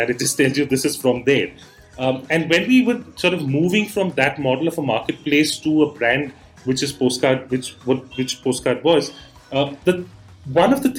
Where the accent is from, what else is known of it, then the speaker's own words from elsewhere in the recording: Bangalore, Karnataka, India; also born or lived in Delhi / Mumbai; I'm from Bangalore and, you know, born here, brought up here, done my schooling and all that here